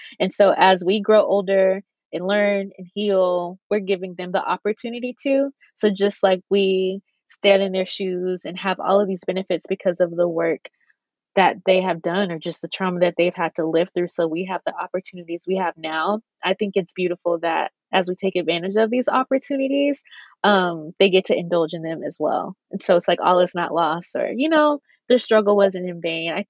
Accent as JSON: {"language": "English", "region": "the South", "country": "United States", "tie": "born or raised there", "said": "I think one thing too, at least for me, growing up in the South, missionary Black Baptist, Black church, like all of that."}